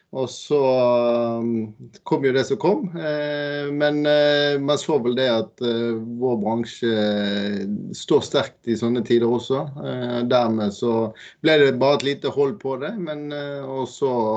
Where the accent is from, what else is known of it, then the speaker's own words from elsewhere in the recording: Bergen, Vestland, Norway; accent: Bergen dialect; now in Eastern Norway, Norway; Jeg kommer jo fra Bergen og bor her på Østlandet